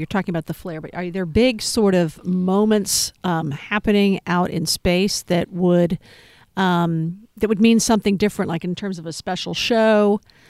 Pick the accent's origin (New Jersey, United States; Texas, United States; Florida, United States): Texas, United States; now in Oregon, United States; I grew up in Texas, so we were able to get tremendous views.